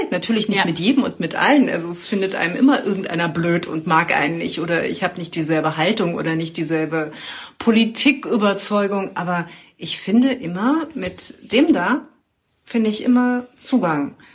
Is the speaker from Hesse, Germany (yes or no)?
no; Bavaria, Germany; also ich komme aus Bayern und je älter ich werde, desto mehr sage ich, ja, das ist schon schön, auch wenn ich all diese Probleme sehe.